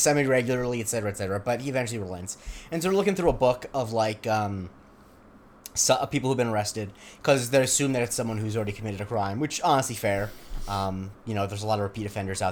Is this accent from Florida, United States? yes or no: yes; Florida, United States; the neighborhood I grew up in Florida was not a gated community